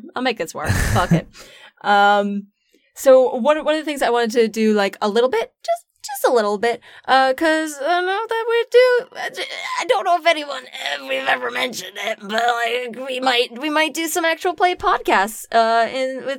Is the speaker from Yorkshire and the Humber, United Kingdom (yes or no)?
no; Scotland, United Kingdom; I'm from Scotland